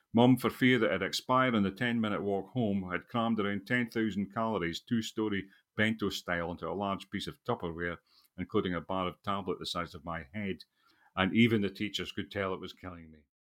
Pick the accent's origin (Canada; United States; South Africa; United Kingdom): United Kingdom; Scotland; also born or lived in England; a Scottish nationalist or a patriot